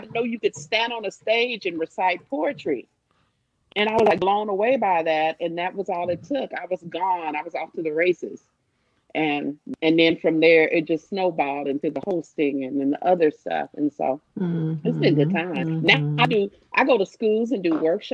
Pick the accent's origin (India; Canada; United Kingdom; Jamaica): Jamaica; I'm a Jamaican.